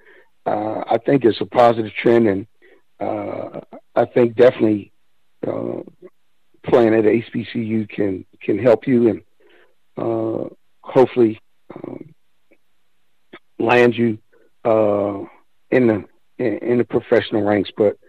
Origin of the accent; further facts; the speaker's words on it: Washington, District of Columbia, United States; moved away; also born or lived in Seattle / Oklahoma City; being from the DMV is everything to me.